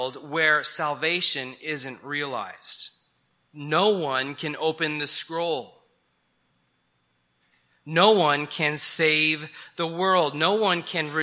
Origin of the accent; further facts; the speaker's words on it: New Mexico, United States; I grew up in New Mexico and I love the mountains of New Mexico